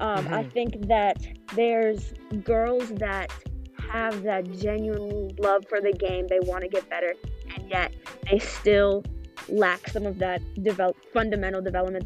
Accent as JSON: {"language": "English", "region": "Minnesota", "country": "United States", "tie": "born or raised there", "said": "Yeah, it was pretty quiet."}